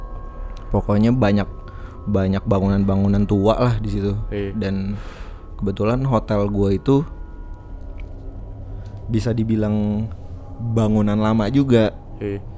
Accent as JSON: {"language": "Indonesian", "region": "Jakarta", "country": "Indonesia", "tie": "born or raised there", "lives_now": "Bali, Indonesia", "said": "gue asli Jakarta tapi gue lagi tinggal di Bali"}